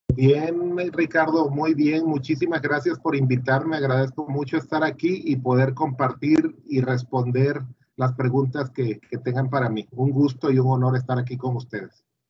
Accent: Villahermosa, Tabasco, Mexico; yo nací en Tabasco hace un 30 de diciembre de 1972, ya hace algunos años y estudié en Villahermosa, eh, pues lo típico, la primaria, la secundaria y la prepa

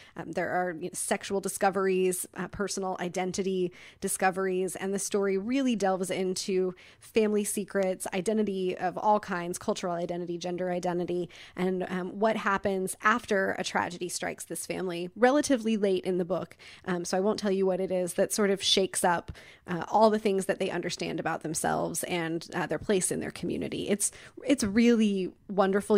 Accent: Midwest, United States; moved away; I grew up in the Midwest

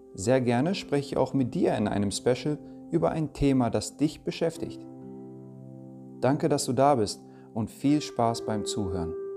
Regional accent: Germany; also born or lived in Denmark; Geboren wurde ich in Dänemark und aufgewachsen bin ich hier in Deutschland

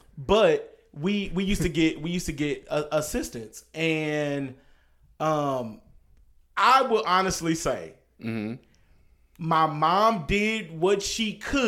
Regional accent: Dallas, Texas, United States; I grew up in South Dallas, so they were everywhere.

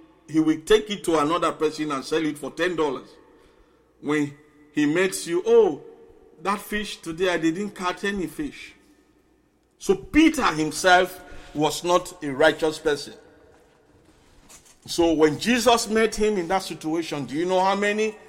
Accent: Bonthe, Southern Province, Sierra Leone; moved away; I am an islander. I came from Bond Island.

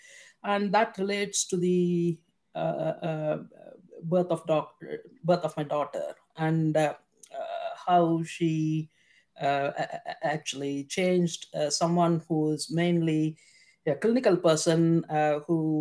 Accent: India; moved away as an adult; now in United Kingdom; I was born in India, and I did all my schooling and medical schooling in India

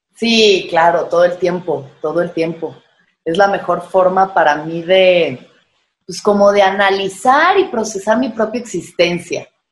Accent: Mexico; como mexicanos, como que somos pues eso, muy doble cara

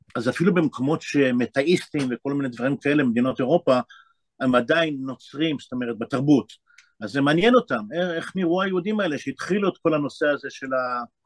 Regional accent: Bnei Brak, Tel Aviv District, Israel; born or raised there; also born or lived in Jerusalem

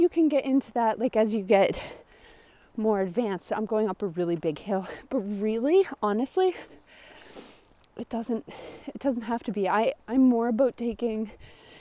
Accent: Nova Scotia, Canada; I'm from Nova Scotia, Canada. And it snows here

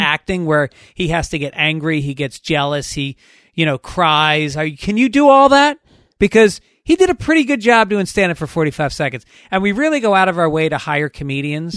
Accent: New York, United States; moved away; also born or lived in Boston; Even though I'm from New York, I went to college in Boston

